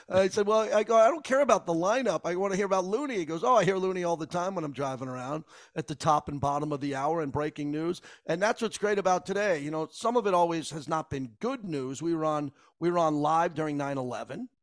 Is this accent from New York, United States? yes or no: yes; Massapequa, New York, United States; also born or lived in San Diego / San Francisco / Los Angeles; now in Las Vegas, United States; I lived growing up in Massapequa, Long Island